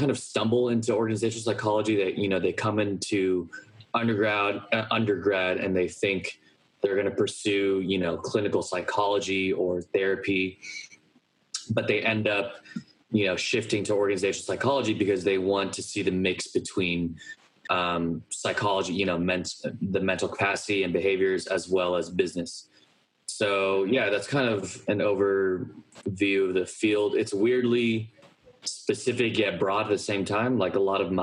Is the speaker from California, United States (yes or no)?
yes; Los Gatos, California, United States; moved away as an adult; also born or lived in New York; I grew up in Los Gatos from basically birth until 18, until I moved away from college